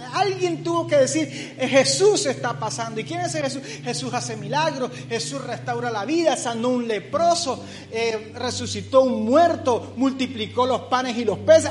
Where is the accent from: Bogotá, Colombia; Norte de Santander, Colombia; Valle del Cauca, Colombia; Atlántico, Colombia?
Atlántico, Colombia; Barranquilla; moved away; Barranquilla, de donde vengo